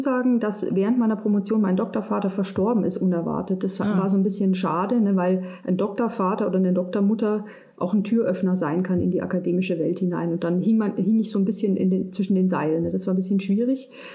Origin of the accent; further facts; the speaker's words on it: Munich, Bavaria, Germany; moved away as an adult; also born or lived in Münster; ich bin aus München